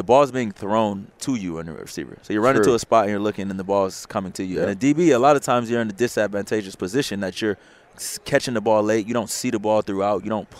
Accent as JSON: {"language": "English", "town": "Los Angeles", "region": "California", "country": "United States", "also_born_or_lived": "Torrance, California", "said": "I'm from Los Angeles, California."}